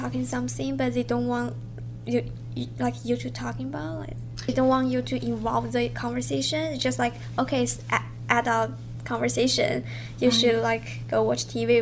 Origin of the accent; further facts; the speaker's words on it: China; now in Canada; I'm from China